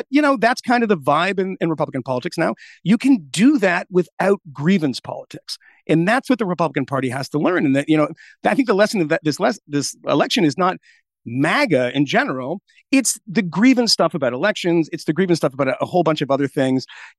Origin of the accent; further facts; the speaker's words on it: Massachusetts, United States; But, you know, I'm from Massachusetts.